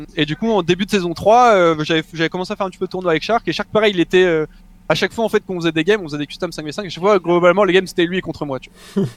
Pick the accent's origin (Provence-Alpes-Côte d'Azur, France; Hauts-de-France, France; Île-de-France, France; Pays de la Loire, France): Provence-Alpes-Côte d'Azur, France; Mougins; je viens de exactement de Mougins, donc c'est une petite ville à côté de Cannes